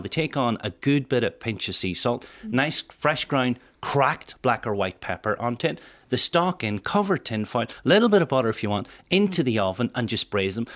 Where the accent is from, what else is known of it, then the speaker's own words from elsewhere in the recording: Welsh, Wales, United Kingdom; being Welsh